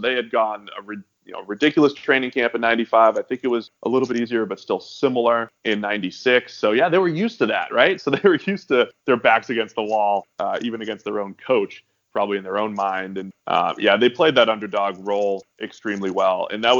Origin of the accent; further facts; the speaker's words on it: Boston, Massachusetts, United States; I'm from New England. I'm from the Boston area.